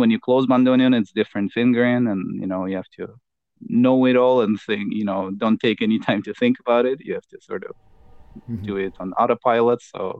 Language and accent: English; San Francisco, California, United States; like I come from San Francisco.